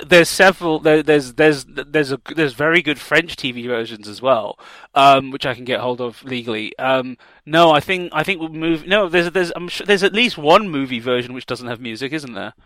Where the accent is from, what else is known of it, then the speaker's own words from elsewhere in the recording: South Africa; moved away; my background as a South African political refugee